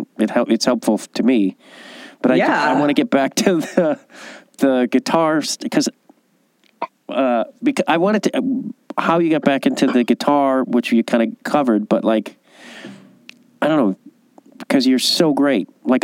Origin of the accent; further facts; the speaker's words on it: Chicago, Illinois, United States; moved away; when I grew up in Chicago, or even when I still lived in Chicago